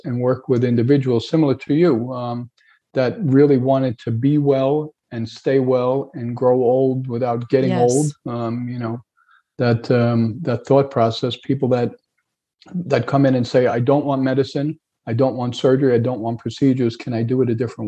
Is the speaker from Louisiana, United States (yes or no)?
no; New York, United States; moved away as an adult; also born or lived in Hauppauge, New York; now in Fort Myers, United States; I grew up in New York.